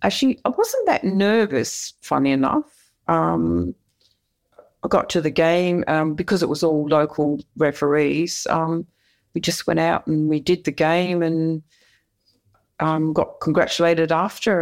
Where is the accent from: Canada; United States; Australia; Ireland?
Australia; Perth, Western Australia; I grew up in Perth